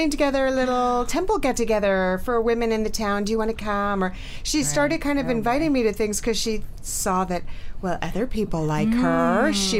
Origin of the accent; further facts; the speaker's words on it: New York, United States; moved away as an adult; now in New Jersey, United States; I am an Upper East Side girl, born and raised on the Upper East Side. Born and raised on the Upper East Side and went kicking and screaming to New Jersey when my son was in fourth grade.